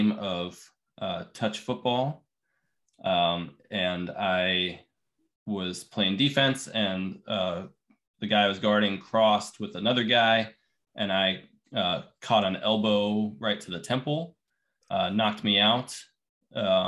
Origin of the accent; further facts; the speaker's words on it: Littleton, Colorado, United States; moved away; I grew up in Denver, Colorado, just outside Denver in Littleton.